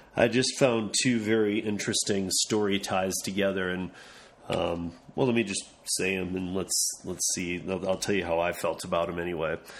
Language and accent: English; Lansing, Michigan, United States; now in Denver, United States; my hometown in Lansing, Michigan